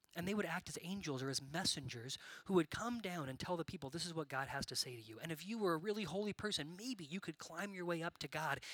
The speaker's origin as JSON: {"language": "English", "town": "Bakersfield", "region": "California", "country": "United States", "tie": "born or raised there", "moved": "as an adult", "lives_now": "Nashville, United States", "said": "I grew up in California and I moved out here for school"}